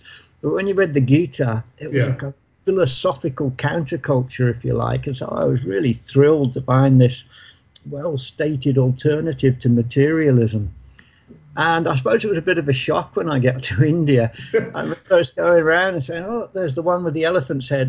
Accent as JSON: {"language": "English", "town": "Birmingham", "region": "West Midlands", "country": "United Kingdom", "tie": "born or raised there", "said": "Birmingham, my hometown"}